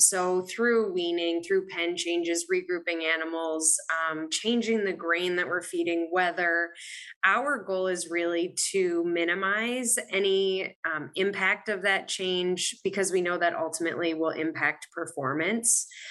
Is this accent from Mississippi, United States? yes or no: no; Maine, United States; moved away as an adult; also born or lived in Virginia; now in Wisconsin, United States; I am originally from Maine